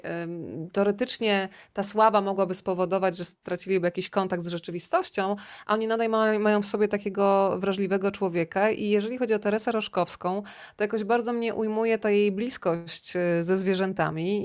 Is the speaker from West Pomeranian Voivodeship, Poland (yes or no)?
no; Rzeszów, Subcarpathian Voivodeship, Poland; moved away as an adult; also born or lived in Warsaw; jestem z Rzeszowa